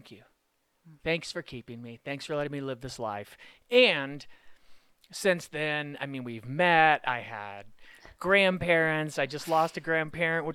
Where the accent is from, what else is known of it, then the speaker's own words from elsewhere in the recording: Arcadia, California, United States; moved away as an adult; also born or lived in Washington, D.C.; now in Colorado, United States; I grew up in Arcadia.